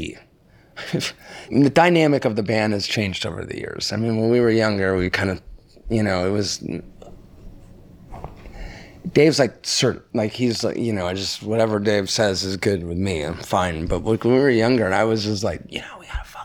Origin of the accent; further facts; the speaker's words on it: Laguna Beach, California, United States; I grew up in Laguna Beach where everyone was listening to reggae